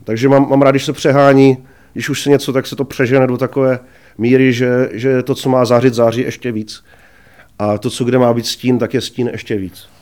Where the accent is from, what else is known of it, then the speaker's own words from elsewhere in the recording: Brno, South Moravian Region, Czechia; also born or lived in Kuřim; Narodil jsem se v Brně a Eh, žiju tady vlastně už